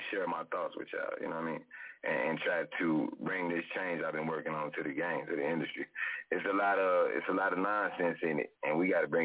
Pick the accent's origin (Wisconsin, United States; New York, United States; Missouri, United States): Missouri, United States; St. Louis; I'm from St. Louis, for y'all that don't know. You know, right next to Chicago.